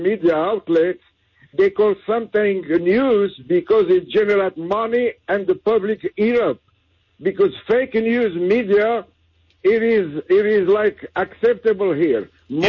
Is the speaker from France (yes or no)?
yes; France; English is a second language; now in Jacksonville, United States; excuse my accent. I'm from France, and I've been pro-American since I was 12 years old.